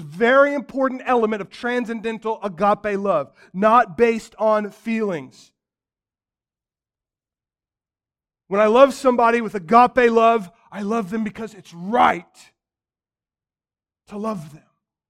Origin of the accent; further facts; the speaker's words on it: Missouri, United States; I grew up outside of Kansas City. They're this natural fit. I love the Chiefs.